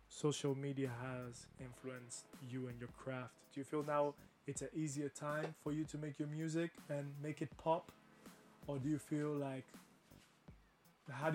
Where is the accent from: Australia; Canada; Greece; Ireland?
Greece; Athens, Attica; we grew up in Kipseli, and one of the biggest populations in Kipseli, especially when we were growing up, is Albanians